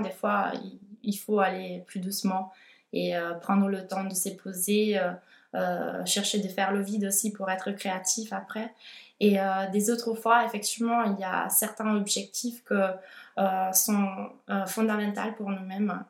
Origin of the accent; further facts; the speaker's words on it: Italy; French is a second language; moved away as an adult; also born or lived in Milan, Italy; now in Toulouse, France; je suis italienne